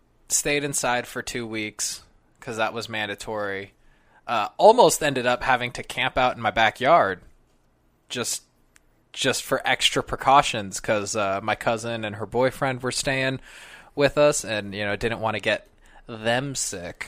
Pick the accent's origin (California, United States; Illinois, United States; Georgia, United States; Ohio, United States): California, United States; Sacramento; also born or lived in Las Vegas; now in New York, United States; I'm from Sacramento. I went back home, hung out with my parents for 4 months